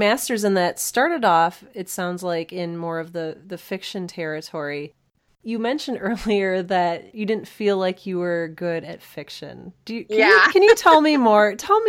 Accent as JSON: {"language": "English", "town": "Cleveland", "region": "Ohio", "country": "United States", "tie": "born or raised there", "said": "I grew up in Cleveland, Ohio"}